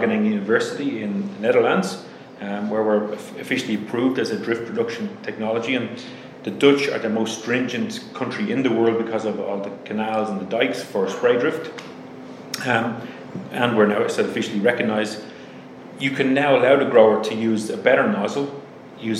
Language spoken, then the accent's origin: English; Ireland; accent: Irish; my Irish accent